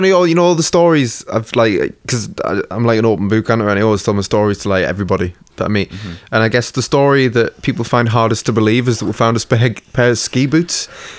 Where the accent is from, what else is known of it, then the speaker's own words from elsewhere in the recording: England, United Kingdom; we're English